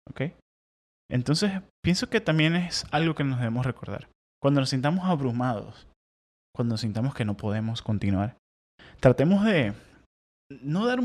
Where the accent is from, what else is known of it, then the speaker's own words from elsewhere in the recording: Venezuela; moved away as an adult; now in United States; en Venezuela nunca tuve problemas para dormir, con toda la inseguridad, con todas las locuras.